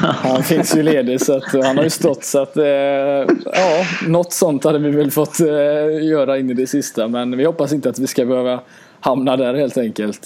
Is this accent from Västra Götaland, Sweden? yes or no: yes; Gothenburg, Västra Götaland, Sweden; Göteborg, min hemstad